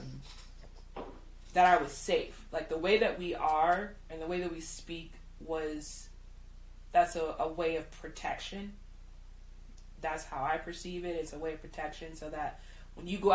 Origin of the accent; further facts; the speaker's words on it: Chicago, Illinois, United States; I used to work in downtown Chicago. I was in the fashion industry since I was 15